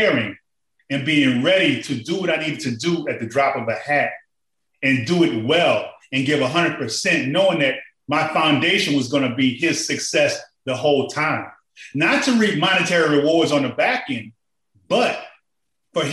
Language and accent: English; New Orleans, Louisiana, United States; I'm from New Orleans